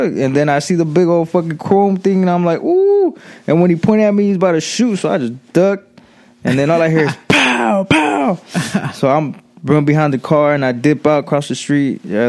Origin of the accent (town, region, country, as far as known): Watsonville, California, United States